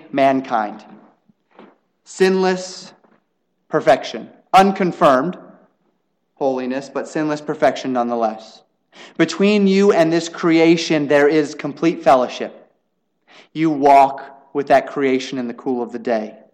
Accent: United States; we as American citizens

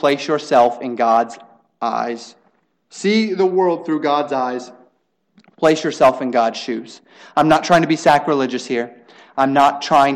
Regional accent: United States; we as American citizens

